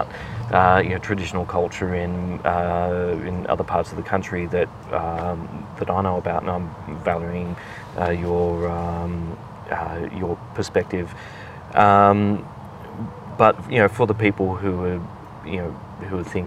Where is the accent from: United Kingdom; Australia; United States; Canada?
Australia; Sydney, New South Wales; born and raised in Sydney